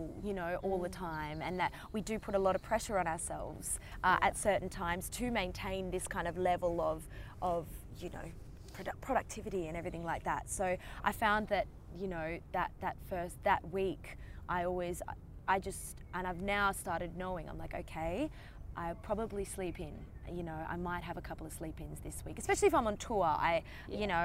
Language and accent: English; Australia; try being Australian.